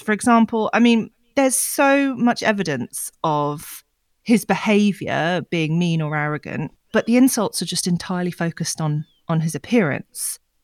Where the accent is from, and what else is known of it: United Kingdom